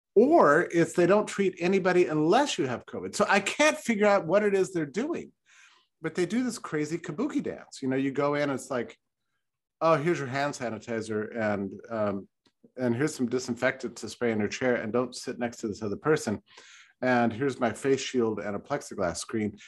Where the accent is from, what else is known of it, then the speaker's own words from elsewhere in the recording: Texas, United States; I was raised in Texas